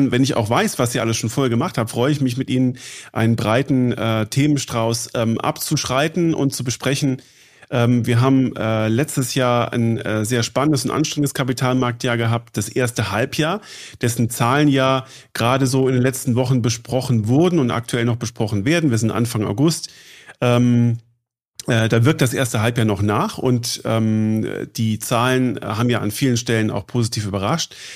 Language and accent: German; Munich, Bavaria, Germany; bin ich äh, in München zu Hause und arbeite hier. Ähm, als Münchner kennt man Sie